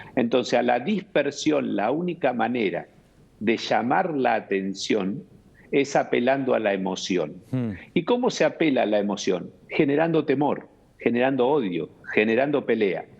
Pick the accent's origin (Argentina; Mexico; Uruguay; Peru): Argentina; como todo argentino tuve una esperanza